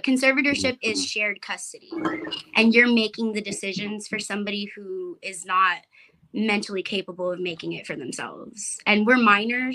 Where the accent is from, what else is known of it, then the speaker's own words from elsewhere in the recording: Rio Grande Valley, Texas, United States; I'm from the border. I'm from Indian Lake, Los Fresnos, Brownsville, McAllen, Harlingen. That whole Rio Grande Valley